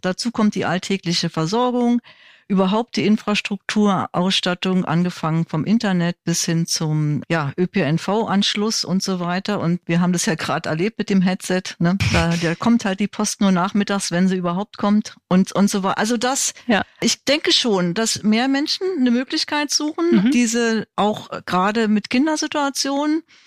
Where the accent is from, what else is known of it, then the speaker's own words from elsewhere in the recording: Berlin, Germany; ich bin Berlinerin